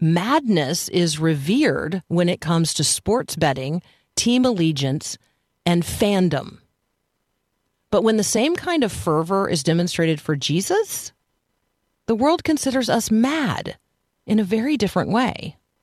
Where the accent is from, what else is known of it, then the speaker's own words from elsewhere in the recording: United States; I am American